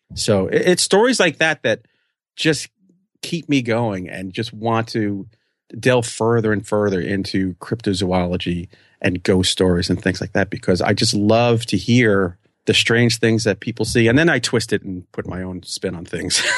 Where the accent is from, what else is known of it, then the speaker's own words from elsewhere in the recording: New York, United States; I'm a New Yorker